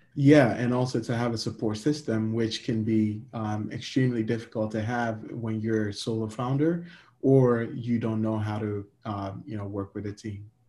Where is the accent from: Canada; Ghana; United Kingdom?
Ghana; now in United States; I'm a Ghanaian immigrant living in America.